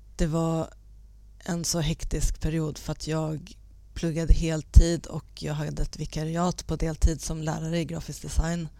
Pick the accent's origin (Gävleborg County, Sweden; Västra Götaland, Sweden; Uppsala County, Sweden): Uppsala County, Sweden; a small town 40 km north of Uppsala; moved away as an adult; also born or lived in Täby; now in Stockholm, Sweden; jag är född i Täby, men flyttade med min pappa till en liten ort fyra mil norr om Uppsala